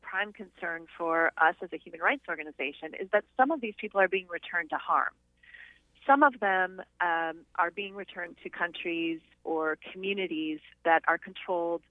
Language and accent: English; United States; born and raised in the United States